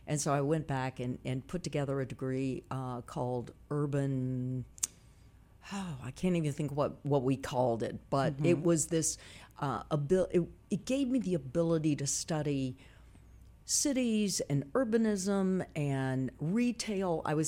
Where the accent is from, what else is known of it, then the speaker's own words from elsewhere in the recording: Memphis, Tennessee, United States; I'm from South Memphis.